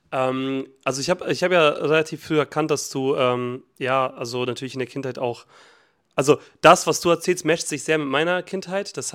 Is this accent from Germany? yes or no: no; Montenegro; Und bei uns in Montenegro gibt es immer noch Schokobananen eingepackt.